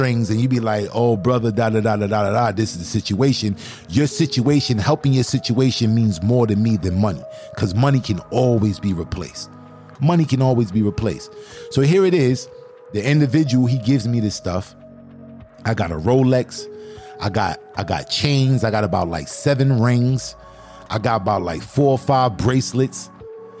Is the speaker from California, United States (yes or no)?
no; New York City, New York, United States; I'm from Brooklyn